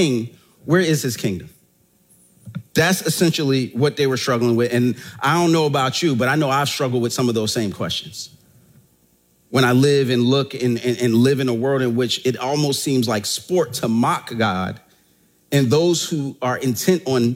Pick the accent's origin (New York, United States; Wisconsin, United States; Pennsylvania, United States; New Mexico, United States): Pennsylvania, United States; Philadelphia; I'm from Germantown in that section of Philadelphia